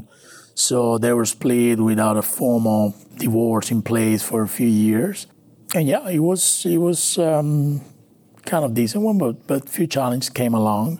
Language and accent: English; Maracaibo, Zulia, Venezuela; English is a second language; moved away as an adult; also born or lived in Valencia, Venezuela / Colombia; now in Houston, United States; My family's from Colombia, but I'm born and raised in Venezuela